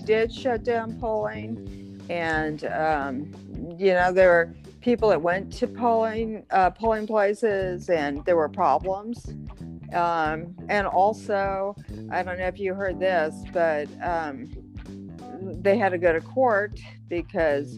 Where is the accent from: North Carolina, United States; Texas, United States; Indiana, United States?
Texas, United States; Houston; I'm from Houston